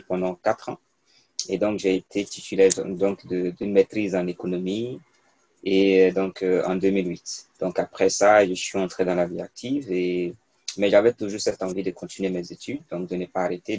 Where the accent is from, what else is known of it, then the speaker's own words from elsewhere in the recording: Côte d’Ivoire; first language Mooré; moved away as an adult; also born or lived in Bondoukou, Côte d'Ivoire / Ouagadougou, Burkina Faso; J'ai fait mon primaire dans une petite ville, euh, en Côte d'Ivoire, parce que je suis né en Côte d'Ivoire. Et après, j'ai fait une seconde C, une première C et un bac C dans un lycée à Bondoukou